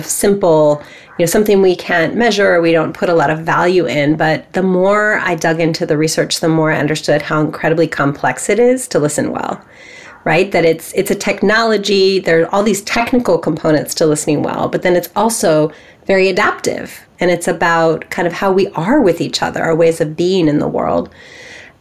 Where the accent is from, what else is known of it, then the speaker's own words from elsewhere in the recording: Bay Area, California, United States; I have grown up here in California in the Bay Area